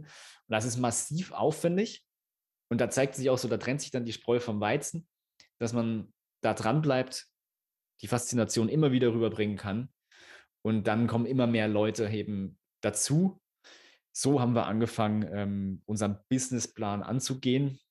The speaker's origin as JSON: {"language": "German", "region": "Thuringia", "country": "Germany", "said": "wir kommen aus Thüringen, wirklich mitten auf dem Dorf"}